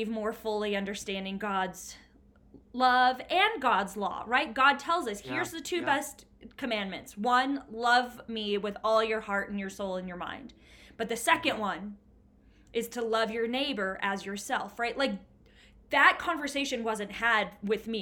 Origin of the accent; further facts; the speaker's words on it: Bastrop, Texas, United States; now in Denver, United States; I actually grew up in Bastrop, but nobody really knows Bastrop. But it was Bastrop, yeah. Texas, a really small town in Texas.